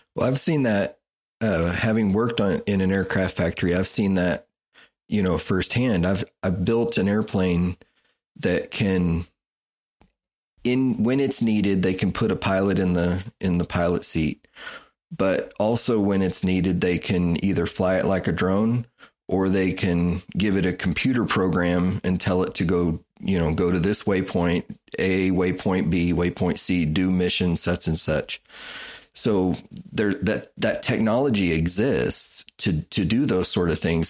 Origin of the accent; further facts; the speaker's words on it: Wichita, Kansas, United States; I grew up in Wichita, Kansas